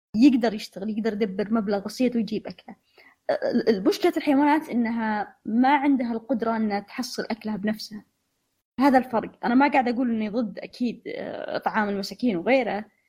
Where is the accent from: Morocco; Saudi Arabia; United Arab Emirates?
Saudi Arabia; هنا عندنا في السعوديه